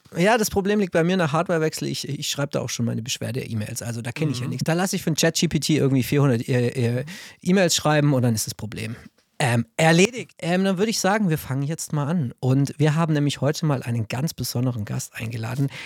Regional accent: Stuttgart, Baden-Württemberg, Germany; ich bin Schwabe, ich bin in Cannstatt geboren

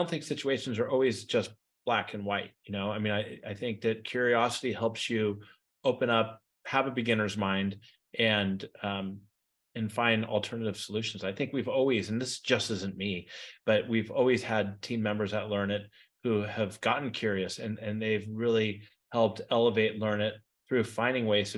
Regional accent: San Francisco Bay Area, California, United States; I grew up in the San Francisco Bay Area

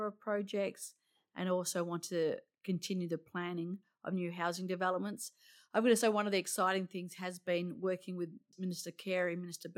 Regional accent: Roleystone, Western Australia, Australia; I grew up in the hills. I grew up in Rolling Stone.

